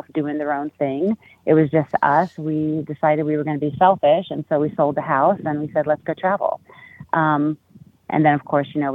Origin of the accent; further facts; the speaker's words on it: Chicago, Illinois, United States; moved away; also born or lived in South Carolina; originally from Chicago, Illinois